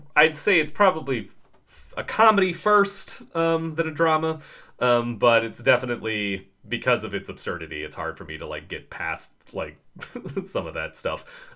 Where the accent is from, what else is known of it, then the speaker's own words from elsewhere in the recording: United States; we are two dudes from America